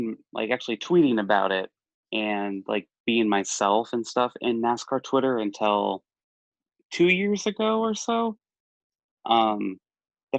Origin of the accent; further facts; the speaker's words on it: Sioux City, Iowa, United States; my hometown had two dirt tracks right across the street from each other, Sioux City, Iowa